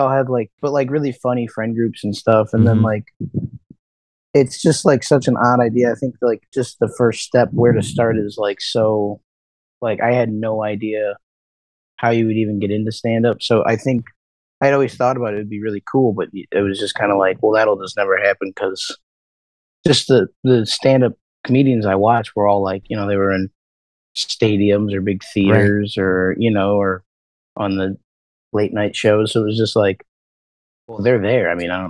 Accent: Joliet, Illinois, United States; also born or lived in Plainfield; now in Chicago, United States; I'm from Joliet and Plainfield.

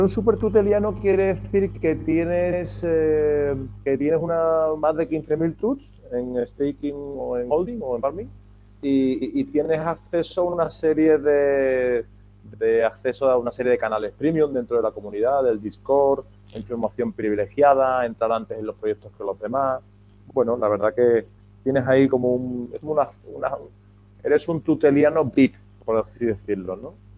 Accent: Seville, Andalusia, Spain; also born or lived in Madrid / New Orleans; now in Málaga, Spain; yo soy de Sevilla

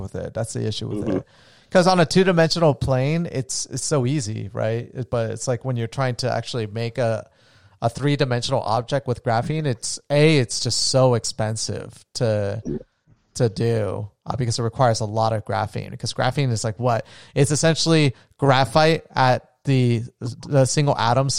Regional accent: Florida, United States; moved away; also born or lived in Nevada; where we grew up in Florida

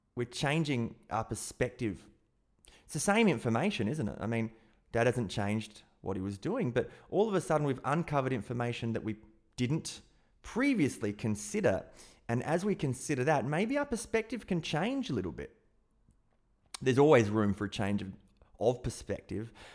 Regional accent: South Australia, Australia; being an Aussie and growing up in South Australia

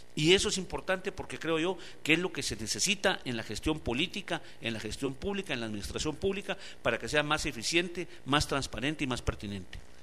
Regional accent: Guatemala; Aquí somos solo un pueblo, todos somos guatemaltecos y guatemaltecas

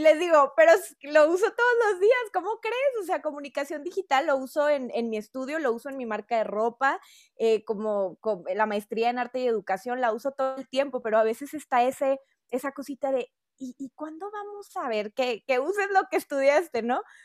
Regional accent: northern Mexico, Mexico; accent: norteño; tengo un acento norteño

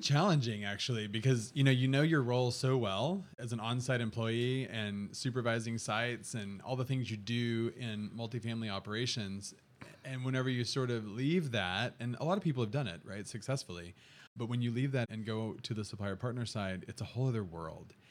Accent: Texas Panhandle, United States; I'm from West Texas, so I grew up in the Texas Panhandle

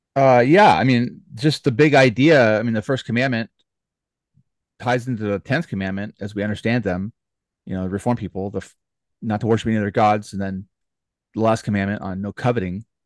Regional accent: United States; as Americans, especially, you know, speaking as American

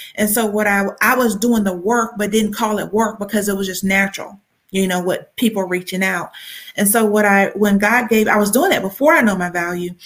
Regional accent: Columbus, Georgia, United States; now in Atlanta, United States; I'm from Columbus, but it's about an hour from hour and a half from Atlanta

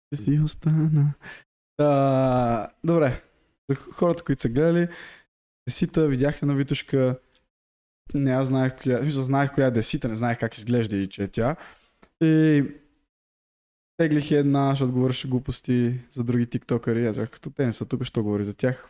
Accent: Bulgaria; moved away; аз от България

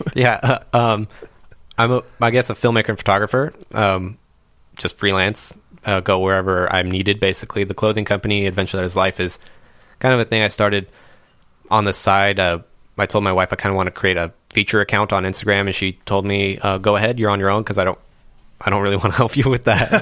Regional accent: Anaheim, California, United States; I was born in Anaheim, California

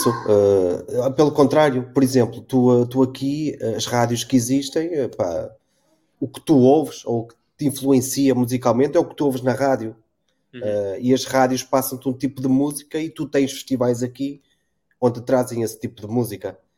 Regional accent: Porto, Norte, Portugal; now in Azores, Portugal; eu tinha o percurso contrário, que eu sou do, do Porto e vim viver para cá.

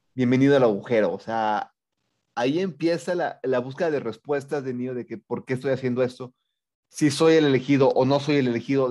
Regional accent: State of Mexico, Mexico

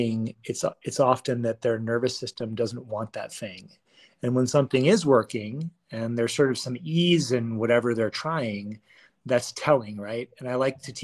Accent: Washington, District of Columbia, United States; moved away as an adult; now in Boulder, United States; I moved here after growing up in Washington, D.C. area on the East Coast

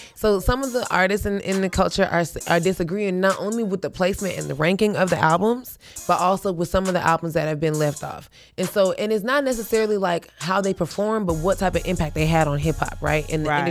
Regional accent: the South, United States; we grew up on the East Coast in the Dirty South

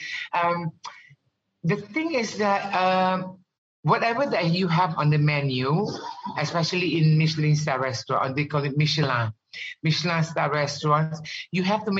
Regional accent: Ghana; also born or lived in Malaysia; growing up in Ghana, I've never seen pork in my entire life.

